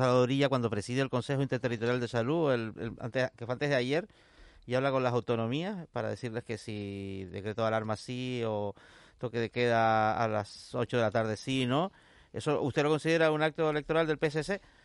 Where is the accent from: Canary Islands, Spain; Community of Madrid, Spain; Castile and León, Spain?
Canary Islands, Spain